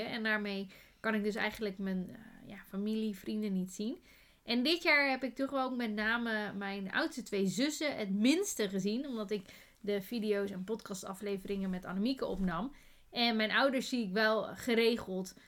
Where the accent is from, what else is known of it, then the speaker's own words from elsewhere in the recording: Netherlands; wij zijn Nederlanders